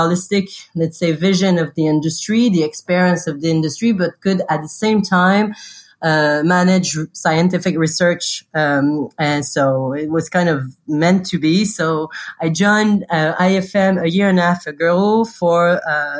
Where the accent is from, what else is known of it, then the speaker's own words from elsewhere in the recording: Canada; moved away as an adult; also born or lived in Montreal / China; now in Paris, France; I'm Canadian